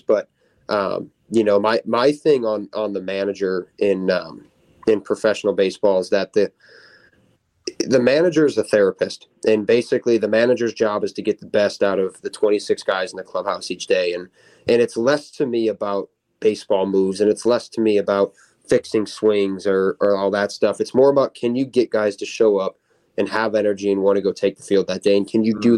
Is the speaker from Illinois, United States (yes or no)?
yes; Palos Park, Illinois, United States; I grew up in Palos.